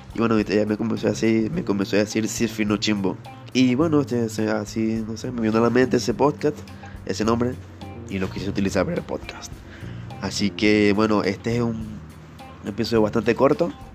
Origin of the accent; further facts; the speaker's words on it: Venezuela; moved away as an adult; now in Peru; yo soy venezolano este, y me mudé acá a Perú en 2018